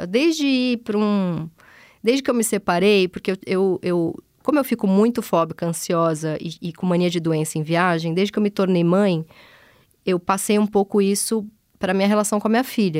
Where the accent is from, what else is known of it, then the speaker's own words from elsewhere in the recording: São Paulo, Brazil; eu venho do, da Zona Leste São Paulo, onde as pessoas têm aquelas casinhas